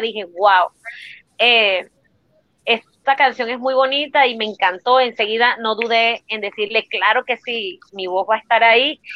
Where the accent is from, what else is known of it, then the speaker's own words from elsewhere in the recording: Turbaná, Bolívar, Colombia; also born or lived in Cartagena, Colombia; nací en Cartagena, pero me crié en un pueblo que se llama Turbana Bolívar